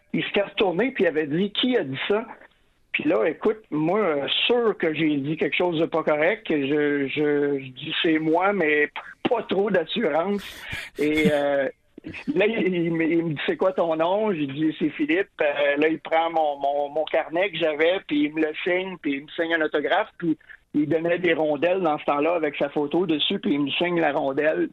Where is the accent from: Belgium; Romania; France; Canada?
Canada; Trois-Rivières, Quebec; j'ai grandi à Trois-Rivières-Ouest